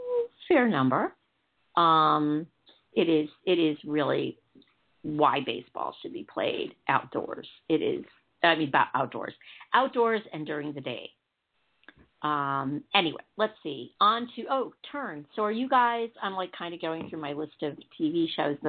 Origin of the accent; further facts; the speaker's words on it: Chicago, Illinois, United States; It's my hometown. That's Chicago.